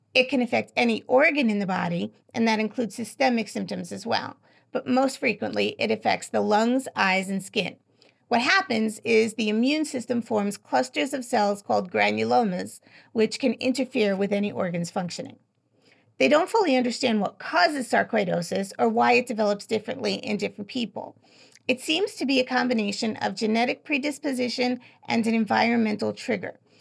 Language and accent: English; New York, United States; I'm from New York, so I spell it how we say it